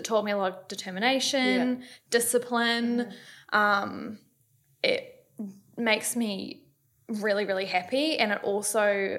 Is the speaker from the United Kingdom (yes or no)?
no; New Zealand; moved away as an adult; also born or lived in Sydney, Australia; now in Gold Coast, Australia; I'm 32. I'm from New Zealand, but I moved over here when I was 18.